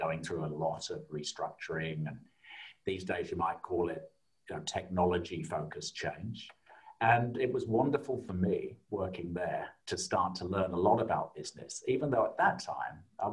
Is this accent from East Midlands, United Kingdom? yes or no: yes; South Lincolnshire, East Midlands, United Kingdom; now in Australia; I grew up in a small town in South Lincolnshire in the UK